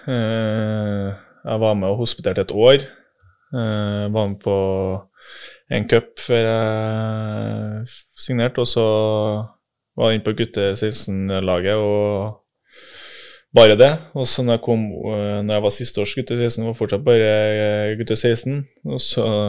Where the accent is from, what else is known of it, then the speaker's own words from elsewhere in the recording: Melhus, Trøndelag, Norway; accent: trønder; also born or lived in Oslo; er født i Oslo, bodde der i tre år. Men eh, resten av familien min, eller eh, si, besteforeldre og foreldre, er jo fra Trondheim. Så ja. var der mens pappa studerte ferdig, tror jeg. Og så hjem til Melhus.